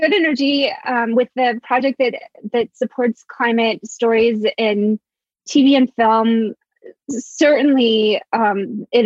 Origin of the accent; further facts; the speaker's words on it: Blue Ridge Mountains, Appalachia, United States; also born or lived in Mississippi / Alabama; I was born in Mississippi. I grew up in the Blue Ridge Mountains